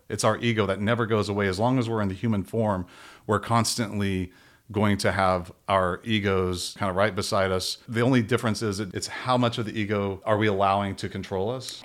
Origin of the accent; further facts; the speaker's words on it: Robinson, Texas, United States; moved away; I grew up in a really small town outside of Waco, Texas